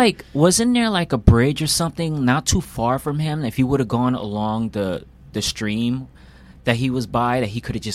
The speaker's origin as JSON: {"language": "English", "town": "Brooklyn", "region": "New York", "country": "United States", "said": "No, no man. I'm from Brooklyn, man. I don't know how to do that, man."}